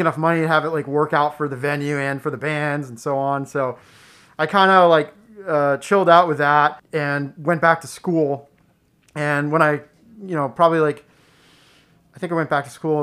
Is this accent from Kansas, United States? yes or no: no; South Paris, Maine, United States; I grew up in Oxford Hills, South Paris area